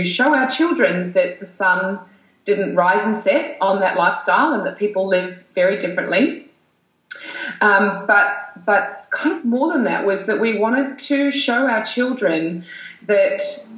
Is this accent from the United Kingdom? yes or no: no; New Zealand; also born or lived in Europe; now in Sydney, Australia; I'm from New Zealand